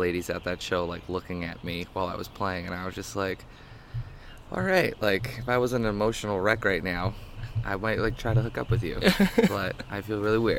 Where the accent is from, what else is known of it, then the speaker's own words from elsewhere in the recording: Greenfield, Massachusetts, United States; also born or lived in Cleveland, Ohio; I'm from I say I'm from Western Mass. I was born in Cleveland